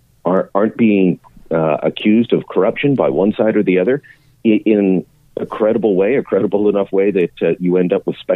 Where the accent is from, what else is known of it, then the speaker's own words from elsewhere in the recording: Canada; beyond what it means for me as a Canadian.